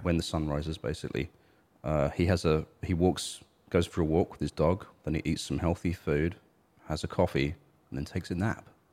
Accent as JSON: {"language": "English", "country": "United Kingdom", "said": "I'm British, but I don't feel British"}